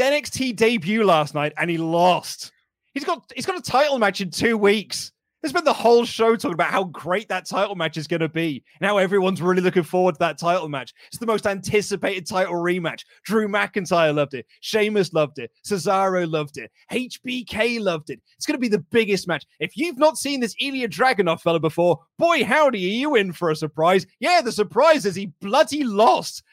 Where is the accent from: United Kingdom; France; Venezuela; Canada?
United Kingdom; I'm a British man